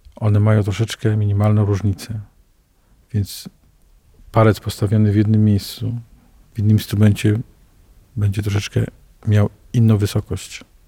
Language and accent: Polish; Poland; To jest kościół mojego dzieciństwa, ponieważ ja się wychowałem na starówce